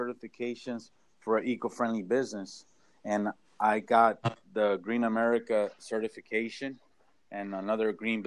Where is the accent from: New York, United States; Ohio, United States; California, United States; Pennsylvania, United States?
California, United States; Orange County; I'm from Orange County